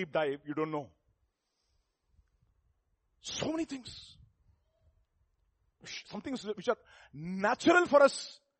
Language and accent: English; South India, India; You are from North India. I'm from South India. In South India, different Indias again.